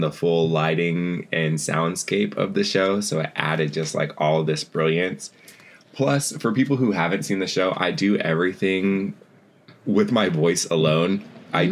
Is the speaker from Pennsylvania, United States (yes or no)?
no; Seattle, Washington, United States; moved away; I was born over in Seattle and spent, you know, the first part of my life over there. And then as an adult, made my way back as well